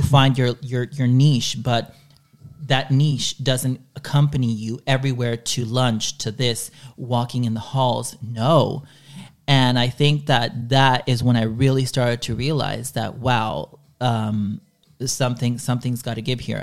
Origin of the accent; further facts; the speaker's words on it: Dallas, Texas, United States; first language Spanish; English is a second language; moved away; the area where I was growing up in Dallas